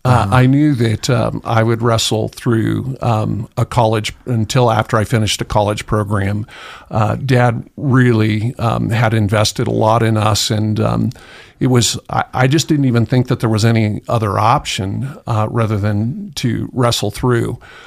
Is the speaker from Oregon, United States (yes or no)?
yes; Tillamook, Oregon, United States; Oh, I loved the coast. Loved to fish. Learned to appreciate hunting in the rain.